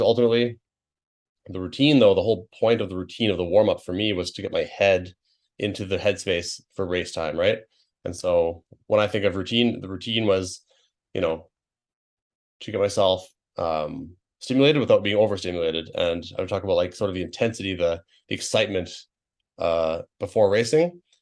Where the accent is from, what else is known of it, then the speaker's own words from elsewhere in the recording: British Columbia, Canada; my home province where I grew up